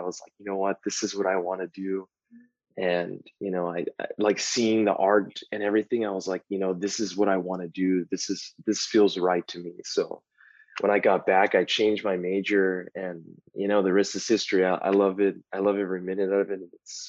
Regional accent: El Paso, Texas, United States; I'm from Texas. And I grew up there all my life

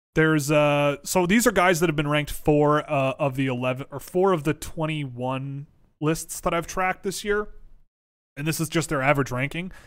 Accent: Toronto, Ontario, Canada; growing up in Toronto as a kid

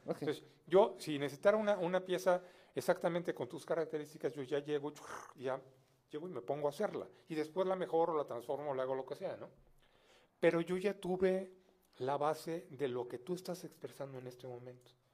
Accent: Mexico City, Mexico; soy mexicano de nacimiento, pero soy hijo de francés

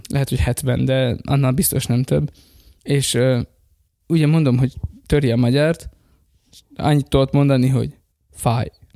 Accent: Slovakia; én pedig magyar vagyok, és ott élek Szlovákiában, de nem dolgozni mentem oda, hanem ott élek

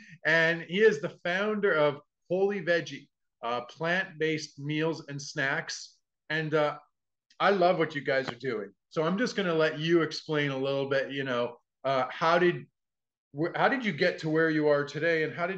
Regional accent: Saskatchewan, Canada; I grew up in Saskatchewan.

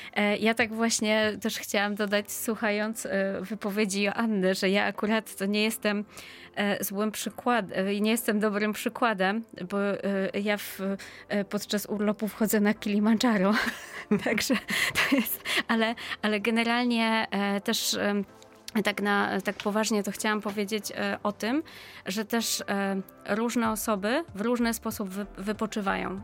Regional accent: Poland; pochodzę z Polski

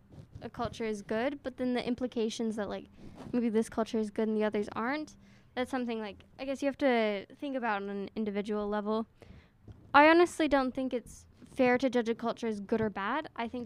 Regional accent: Salt Lake City, Utah, United States; my hometown. {S2} Yes. {S3} Salt Lake City. I think it's a really nice, like, cute little place.

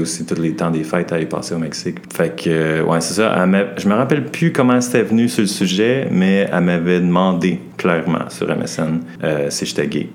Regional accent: Montreal, Quebec, Canada; moved away as an adult; now in Halifax, Canada; j'habite à Halifax, mais je viens de Montréal

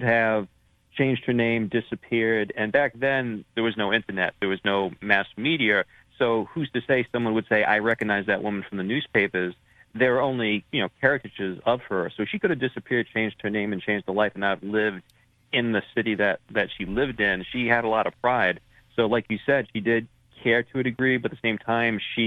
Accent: Rhode Island area, United States; I'm from the Rhode Island area

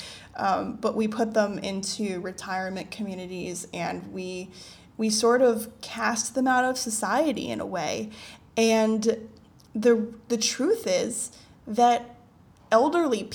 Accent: United States; now in Asia; I come from a Western society. I am American

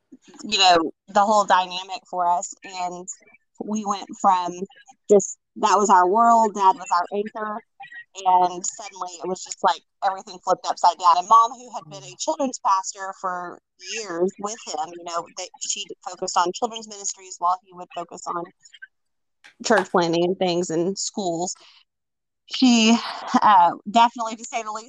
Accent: Nigeria; now in Missouri, United States; So I grew up in Nigeria, West Africa. In the States, my family was from Texas, but the majority of the time I would spend in the States was always in Missouri.

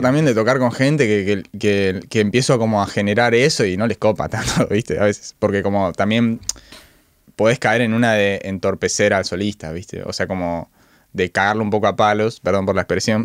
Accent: Villa Carlos Paz, Córdoba, Argentina; moved away; yo soy en realidad de Villa Carlos Paz

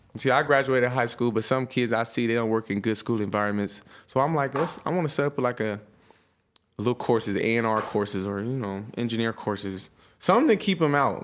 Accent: Stockton, California, United States; I'm from Stockton, it's not millions of black people

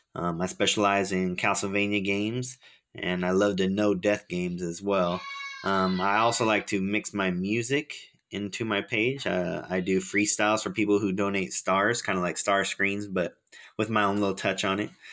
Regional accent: Fremont, California, United States; I'm from Fremont, California

